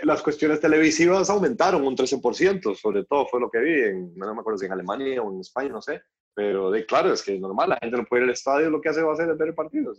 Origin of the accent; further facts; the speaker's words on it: Costa Rica; siendo tico